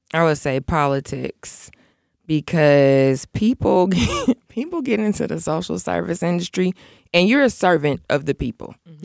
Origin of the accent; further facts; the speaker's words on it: Aurora, Illinois, United States; I'm from Aurora. So a lot of my friends that I went to elementary school with, I'm still friends with like my second grade class